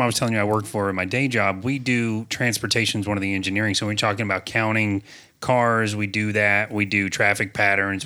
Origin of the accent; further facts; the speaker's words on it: Apopka, Florida, United States; I have been in Apopka for almost fifty-one years. I was born in the Apopka Hospital